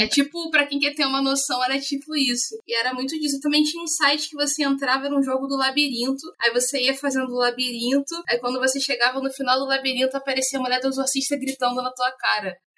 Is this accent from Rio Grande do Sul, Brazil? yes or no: no; Rio de Janeiro, Brazil; sou do Rio de Janeiro